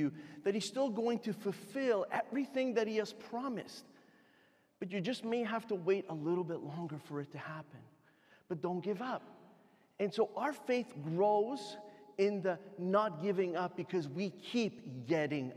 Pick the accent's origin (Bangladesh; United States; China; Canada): Canada; I'm Canadian. I'd never traveled outside of Canada before